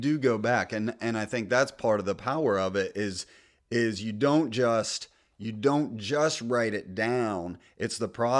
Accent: United States; now in US South; So I'm from the North. I'm a converted Southerner. We used to call it pop growing up, and now I call it soda because everybody down here is calls it soda.

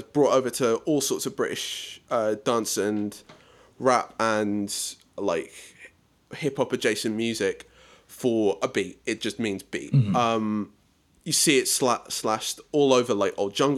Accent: South Africa; as a South African

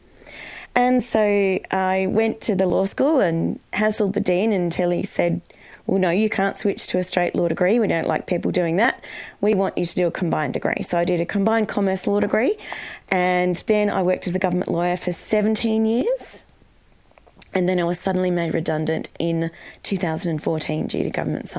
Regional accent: Canberra, Australian Capital Territory, Australia; also born or lived in Sydney; I was born in Sydney, but my parents moved to Canberra

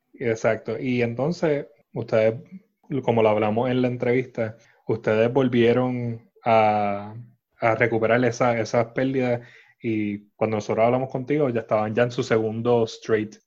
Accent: San Juan, Puerto Rico; somos de San Juan

